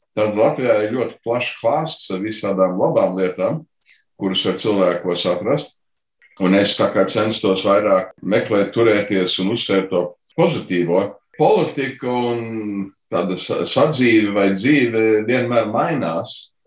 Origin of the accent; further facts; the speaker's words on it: Chicago, Illinois, United States; es dzimu Čikāgā